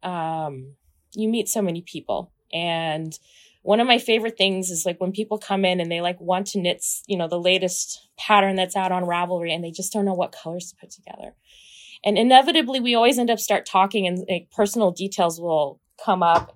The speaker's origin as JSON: {"language": "English", "region": "Kansas", "country": "United States", "tie": "born or raised there", "said": "I'm from Kansas, I grew up watching The Wizard of Oz"}